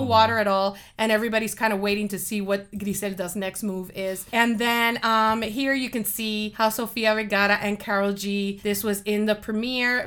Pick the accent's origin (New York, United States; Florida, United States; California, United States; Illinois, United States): Florida, United States; Miami; moved away as an adult; now in Georgia, United States; born and raised in Miami. I raised my kids in Miami, and um, we're really 305 people